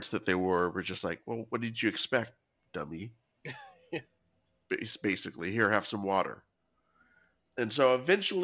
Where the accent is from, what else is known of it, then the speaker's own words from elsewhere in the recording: near Fresno, Central Valley of California, United States; I grew up in the Central Valley where it frequently of California mm-hmm. near Fresno